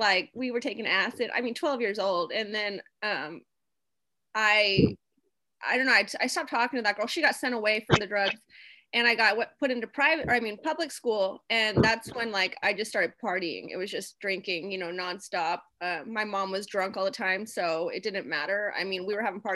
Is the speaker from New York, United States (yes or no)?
no; Las Vegas, Nevada, United States; I was born in Las Vegas, at Sin City